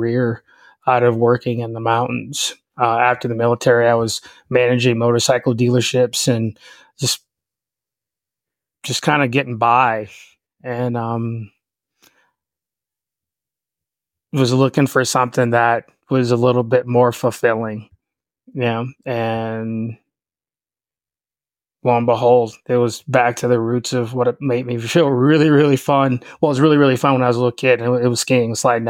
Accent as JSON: {"language": "English", "town": "Chicago", "region": "Illinois", "country": "United States", "moved": "yes", "lives_now": "Lake Tahoe, United States", "said": "I'm originally from Chicago, and I'm going to make a point. I am from the South Side. I am from the city"}